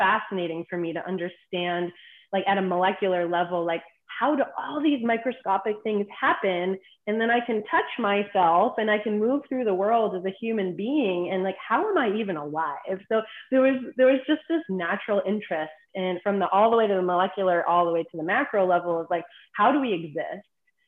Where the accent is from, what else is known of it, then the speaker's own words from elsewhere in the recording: East Coast, United States; And I grew up on the East Coast.